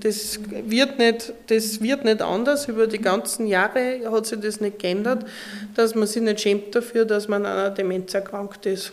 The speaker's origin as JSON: {"language": "German", "town": "Linz", "region": "Upper Austria", "country": "Austria", "also_born_or_lived": "Graz", "said": "ich bin eine Oberösterreicherin, ja. eine Linzerin."}